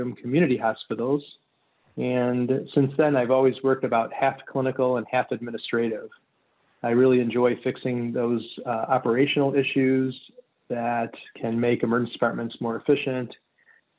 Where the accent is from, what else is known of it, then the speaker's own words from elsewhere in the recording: Chicago, Illinois, United States; moved away as an adult; also born or lived in San Francisco; I grew up in the Chicago suburbs.